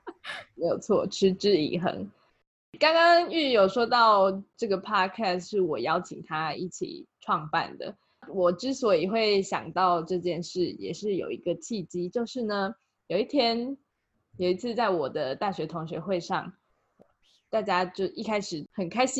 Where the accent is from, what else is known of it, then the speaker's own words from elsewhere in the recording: Taiwan; 毕竟我就是个土生土长的台湾人